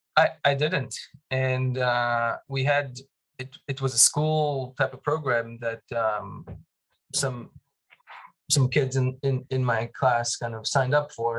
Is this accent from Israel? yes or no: yes; Jerusalem, Jerusalem District, Israel; moved away; growing up in Jerusalem